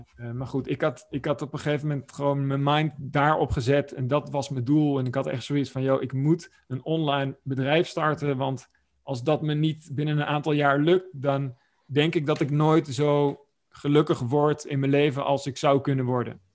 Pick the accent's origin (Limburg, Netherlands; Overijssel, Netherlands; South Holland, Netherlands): Overijssel, Netherlands; Oldenzaal; ik ben eh, opgegroeid in Twente. een Plaatsje genaamd Oldenzaal